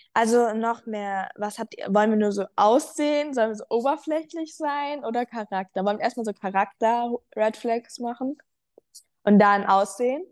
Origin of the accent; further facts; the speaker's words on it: Frankfurt, Hesse, Germany; ich komme aus Frankfurt, ähm, näher